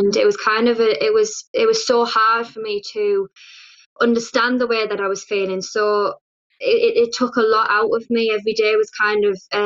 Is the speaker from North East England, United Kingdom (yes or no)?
yes; Teesside, North East England, United Kingdom; early life in Teesside was kind of like any kind of usual kind of working class family